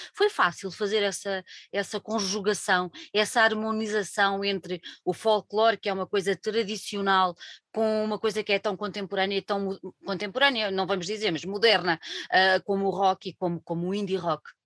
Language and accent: Portuguese; Alentejo, Portugal; eu venho do Alentejo